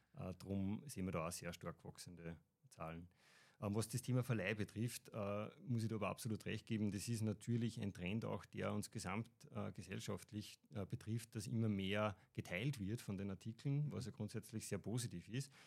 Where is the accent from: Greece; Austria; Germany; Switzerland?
Austria; Upper Austria; bin aus Oberösterreich